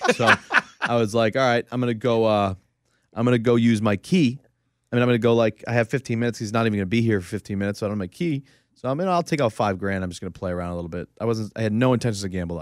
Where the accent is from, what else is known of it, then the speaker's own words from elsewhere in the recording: New England, United States; I grew up in New England for forever